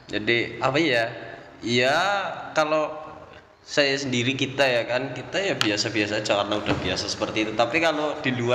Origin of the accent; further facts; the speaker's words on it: Central Java, Indonesia; accent: Ngapak; Nah, ngomong-ngomong kampung halaman dan bahasa saya juga kan ngapak ya kan ya apa?